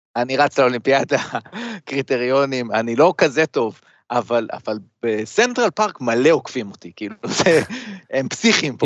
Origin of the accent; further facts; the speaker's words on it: Israel; also born or lived in United States (born) / New York; ישראל זה הבית, אבל הבית השני זה, זה ארצות הברית, כי א', נולדתי פה